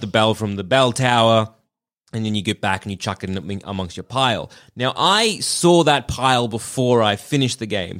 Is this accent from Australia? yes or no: yes; Australia; accent: Australian; they share my accent